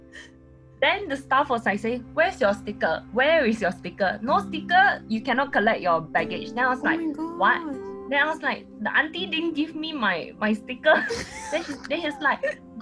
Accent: Singapore; I'm a Singaporean

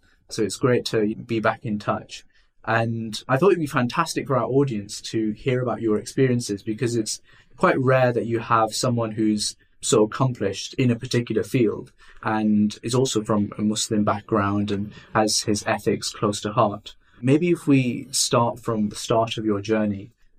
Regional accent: Middlesbrough, North East England, United Kingdom; I grew up in Middlesbrough and it was very varied.

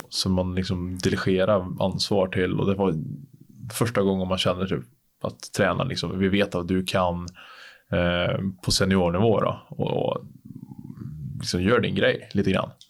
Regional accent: Sweden; men det är kul att testa på något som man aldrig, aldrig, aldrig skulle ha på sig hemma i Sverige.

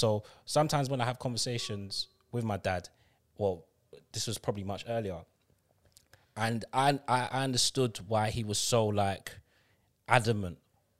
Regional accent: Guyana; They came, you came from Antigua, I came from Guyana. We don't know anyone else there. We grew up together as brother and sister, basically.

